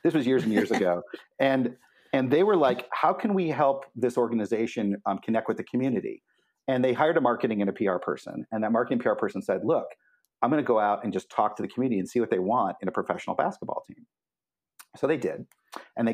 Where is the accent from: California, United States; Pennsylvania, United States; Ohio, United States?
Ohio, United States; Cleveland; moved away as an adult; also born or lived in Olympia, Washington; now in Portland, United States; I grew up in the Midwest and Cleveland, Ohio, to be specific, and left as soon as I finished grad school